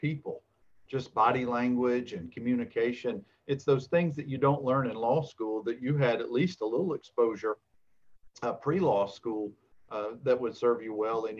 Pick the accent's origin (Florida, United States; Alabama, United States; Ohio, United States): Alabama, United States; Dothan; now in Birmingham, United States; even though I'm from Dothan, I've lived in Birmingham over 20 years.